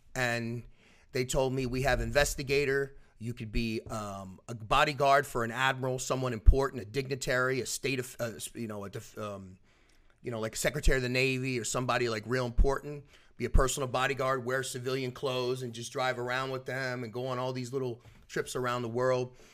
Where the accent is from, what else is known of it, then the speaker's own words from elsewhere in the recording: Philadelphia, Pennsylvania, United States; now in Orlando, United States; I was born in Philadelphia. I'm originally from South Philadelphia